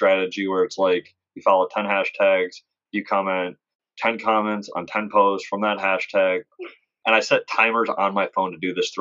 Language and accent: English; Detroit, Michigan, United States; also born or lived in Ohio; now in Tucson, United States; I'm from Detroit